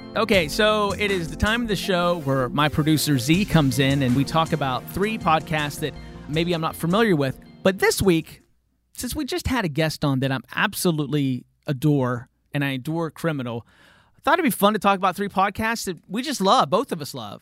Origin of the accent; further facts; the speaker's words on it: West Virginia, United States; moved away; growing up in West Virginia